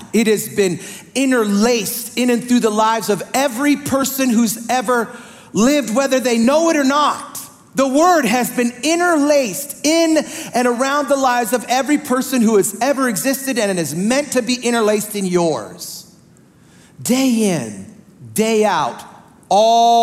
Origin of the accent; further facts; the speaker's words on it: the North, United States; I'm a pastor from the North.